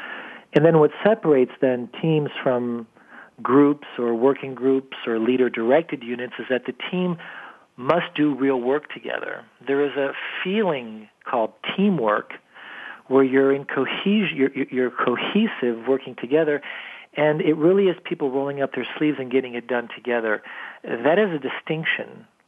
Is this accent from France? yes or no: yes; France; now in United States; I was born and raised in France, came over to the United States when I was younger, and went back and forth quite a bit.